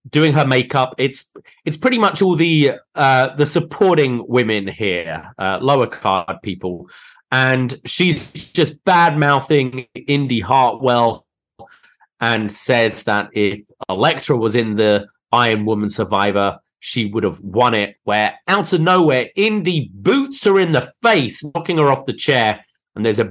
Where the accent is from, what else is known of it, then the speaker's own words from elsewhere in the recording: United Kingdom; I as the Brit here